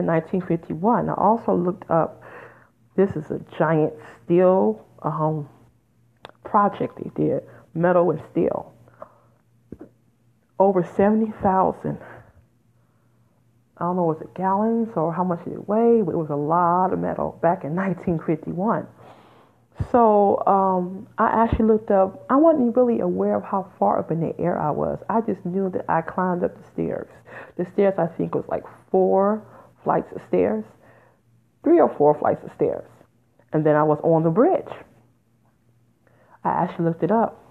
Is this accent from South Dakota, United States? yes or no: no; Detroit, Michigan, United States; moved away; I'm originally from Detroit, Michigan, which is 10 minutes from Windsor, Canada.